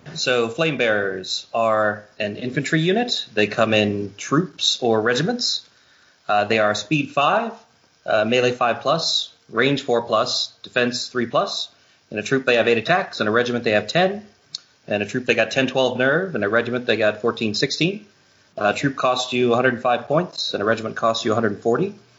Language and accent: English; Virginia, United States; moved away as an adult; also born or lived in California; I'm originally from Virginia, but uh, I lived in uh, California for about seven years, and then moved back to the East Coast just a, just a couple of years ago